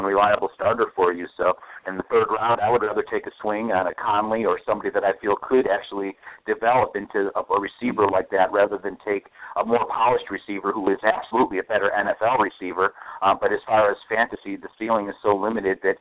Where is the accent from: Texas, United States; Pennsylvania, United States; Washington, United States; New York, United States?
New York, United States; Buffalo; I'm from Buffalo